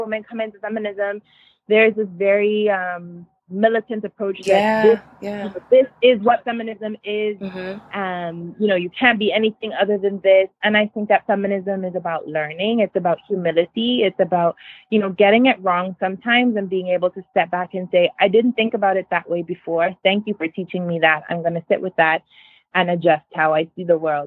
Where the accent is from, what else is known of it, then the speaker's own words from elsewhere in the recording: Nigeria; when I was growing up in Nigeria